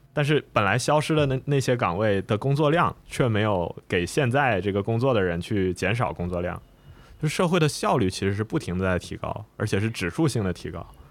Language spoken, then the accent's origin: Chinese; Shenzhen, Guangdong, China; 我小时候在这个深圳长大嘛